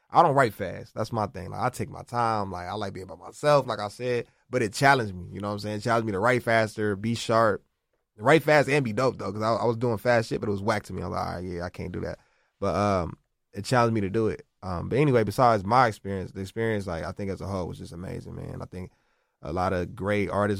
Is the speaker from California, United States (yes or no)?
yes; Los Angeles, California, United States; I'm from South Central